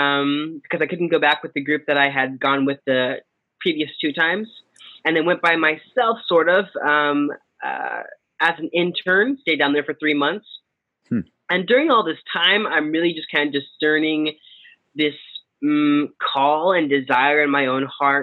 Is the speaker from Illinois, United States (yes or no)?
yes; Champaign, Illinois, United States; moved away as an adult; now in Cincinnati, United States; in Cincinnati, Ohio. I've been here since fall of 2015. Born and raised in Champaign, Illinois, and I moved over here to study.